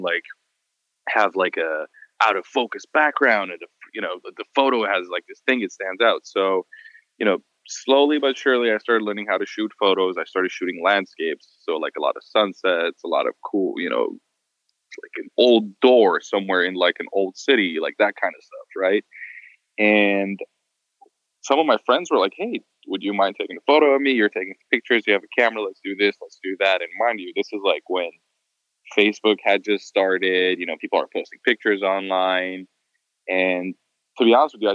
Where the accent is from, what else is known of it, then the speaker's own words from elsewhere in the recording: Beirut, Beirut Governorate, Lebanon; moved away as an adult; also born or lived in United States; now in Los Angeles, United States; I was born in the US, but then when I was like five, my family moved to Beirut, Lebanon. I was raised actually in the Middle East